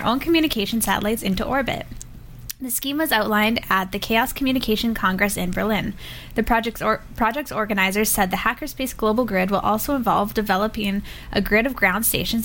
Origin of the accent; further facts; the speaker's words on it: Saskatchewan, Canada; I'm Saskatchewanian.